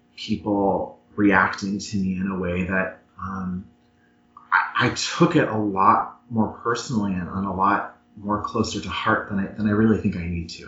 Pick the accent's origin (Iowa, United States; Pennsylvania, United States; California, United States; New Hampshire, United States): Pennsylvania, United States; Erie; now in Washington, D.C., United States; I'm originally from Erie, Pennsylvania